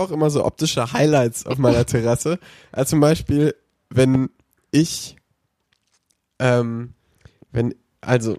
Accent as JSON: {"language": "German", "town": "Cologne", "region": "North Rhine-Westphalia", "country": "Germany", "tie": "born or raised there", "said": "als Kölner"}